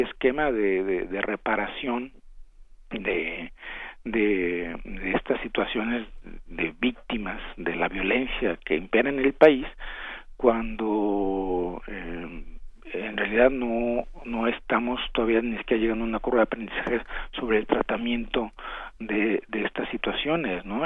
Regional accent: Mexico; somos malos mexicanos

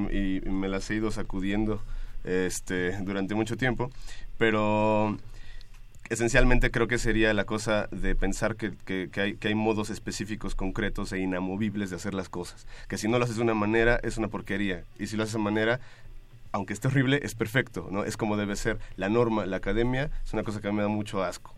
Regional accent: Apatzingán, Michoacán, Mexico; moved away as an adult; now in Mexico City, Mexico; nací en Apatzingán, Michoacán, en la zona de Tierra Caliente del estado y llevo ya pues varios años, como cerca de tal vez 12 años viviendo en la Ciudad de México

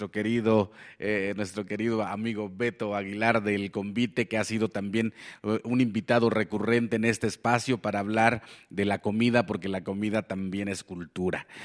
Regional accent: Mexico; Qué maravilla, pues ahora sí que somos la, somos la tierra del Chile. Bueno, no, yo creo que hay algunos también algunos otros países que, eh, nos, que quizá nos compitan en picor, pero el picor de México es increíble.

